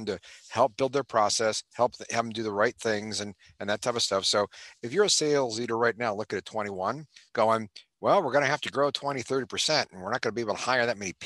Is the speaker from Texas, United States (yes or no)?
no; Cleveland, Ohio, United States; moved away as an adult; now in California, United States; Born and raised in Cleveland, Ohio.